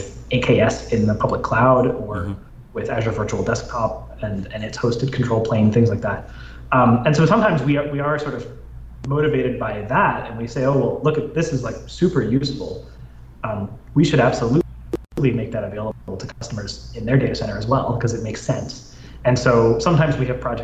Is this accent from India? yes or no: no; Canada; moved away; my home country, Canada